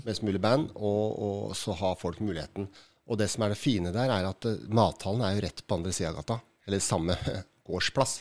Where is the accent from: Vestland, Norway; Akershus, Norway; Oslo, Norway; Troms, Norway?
Oslo, Norway; jeg er fra Oslo